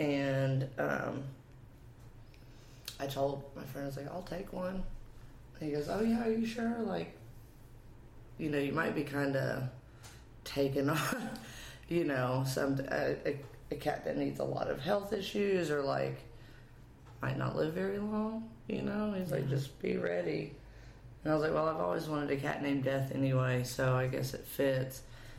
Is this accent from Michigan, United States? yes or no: no; East Tennessee, United States; moved away as an adult; also born or lived in Cookeville, Tennessee; now in Nashville, United States; Well, so I'm from East Tennessee.